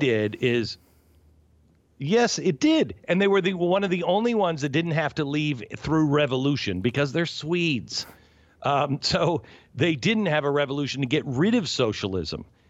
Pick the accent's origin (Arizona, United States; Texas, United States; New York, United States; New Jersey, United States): New York, United States; moved away; I'm from New York